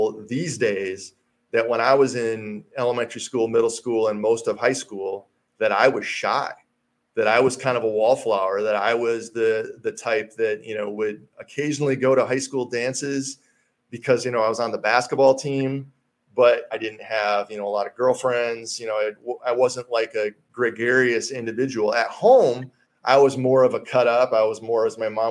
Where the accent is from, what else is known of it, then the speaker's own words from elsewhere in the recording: Hastings, Michigan, United States; moved away as an adult; also born or lived in Colorado; Hastings, my hometown where I grew up